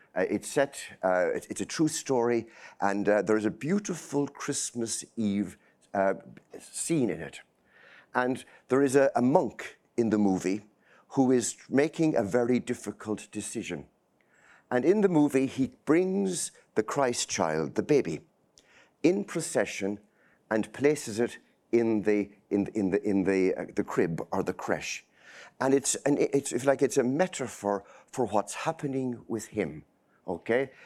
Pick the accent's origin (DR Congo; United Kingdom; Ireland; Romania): Ireland; center of Ireland, Midlands; moved away as an adult; now in Boston, United States; I grew up in a small, small village, uh, in the middle of nowhere, okay? Uh, it's right in the center of Ireland